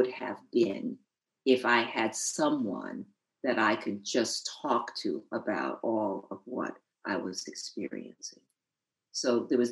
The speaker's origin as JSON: {"language": "English", "town": "New Haven", "region": "Connecticut", "country": "United States", "tie": "born or raised there", "said": "I grew up in New Haven, Connecticut"}